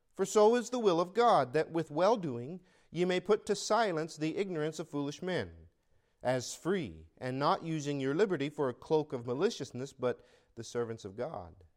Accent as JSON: {"language": "English", "country": "United States", "lives_now": "California, United States", "said": "I am an American"}